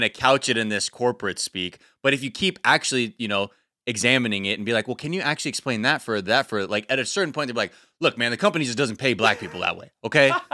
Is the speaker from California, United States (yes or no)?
yes; Los Angeles, California, United States; growing up in the valley